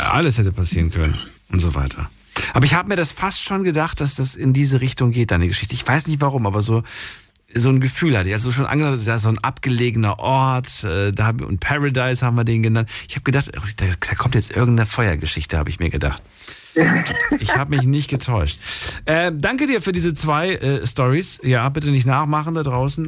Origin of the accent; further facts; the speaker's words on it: East Germany, Germany; ich komme ja aus der DDR